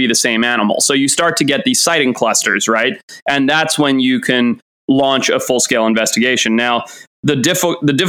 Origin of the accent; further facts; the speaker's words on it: Zimbabwe; moved away; I grew up in Zimbabwe